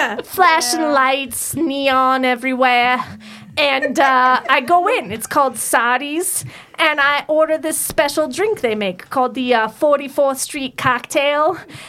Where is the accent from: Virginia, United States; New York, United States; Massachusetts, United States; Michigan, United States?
New York, United States; now in Georgia, United States; So I live in Georgia, but I came from New